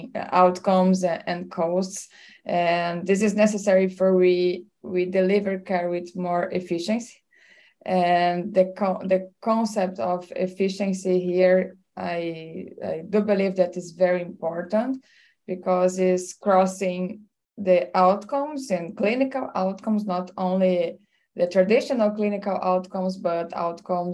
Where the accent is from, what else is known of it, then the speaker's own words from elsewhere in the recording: Brazil; I'm from Brazil